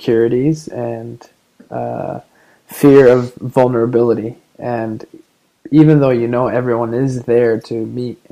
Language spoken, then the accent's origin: English; United States; I'm from America and I'm visiting